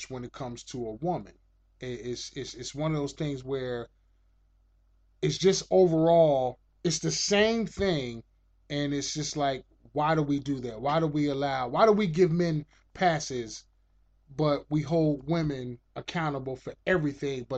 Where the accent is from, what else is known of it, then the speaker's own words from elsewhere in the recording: United States; I'm American